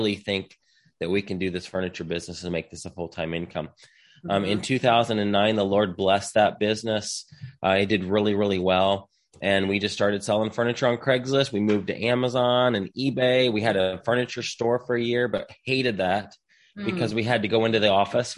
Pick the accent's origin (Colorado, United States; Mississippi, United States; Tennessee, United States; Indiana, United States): Indiana, United States; moved away as an adult; now in Texas, United States; So I'm from Indiana originally. I live here in Texas now. I moved to Texas in 2008.